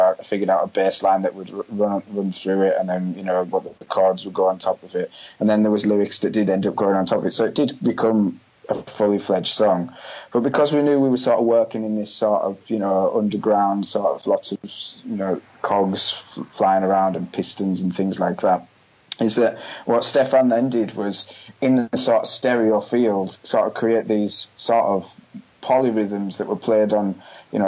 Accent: West Cumbria, North West England, United Kingdom; moved away; where I was born in West Cumbria

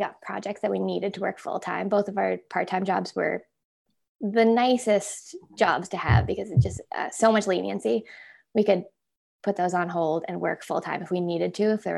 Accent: Alliston, Ontario, Canada; I'm from Alliston, Ontario, which has an annual potato festival

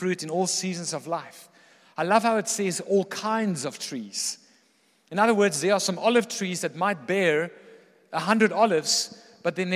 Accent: Pretoria, Gauteng, South Africa; growing up in Pretoria

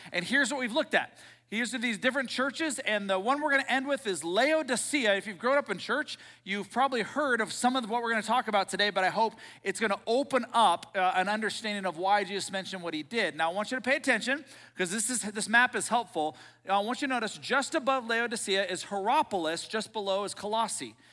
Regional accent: Seattle, Washington, United States; I grew up in Seattle.

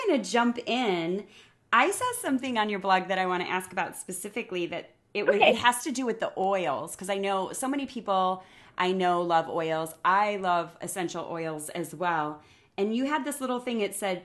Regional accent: DeKalb, Illinois, United States; now in Austin, United States; Illinois, which is where I am from. And my hometown is DeKalb, Illinois.

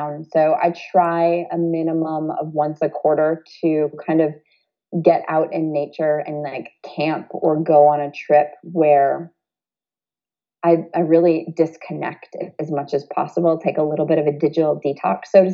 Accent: Toledo, Ohio, United States; growing up in Toledo, Ohio in the, you know, the early 80s

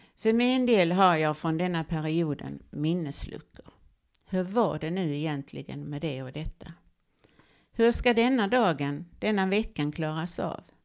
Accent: Olofström, Blekinge, Sweden; Jag växte upp i Olofström i det vackra Blekinge, Sveriges trädgård

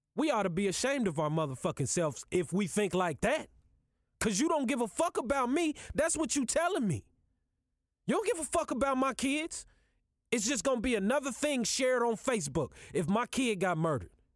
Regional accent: Kansas City, United States; I'm from Kansas City. I live in Kansas City.

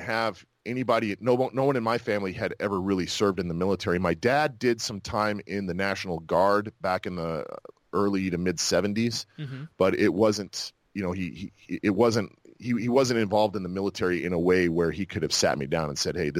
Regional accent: Moriarty, New Mexico, United States; moved away as an adult; also born or lived in Fort Worth, Texas / Moab, Utah / Fayetteville, North Carolina; now in Tampa, United States; I grew up in Utah, and then in New Mexico. Those were the two places where I grew up

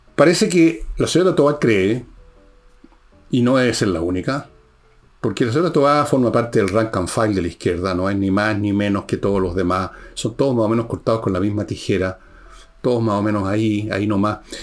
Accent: Chile

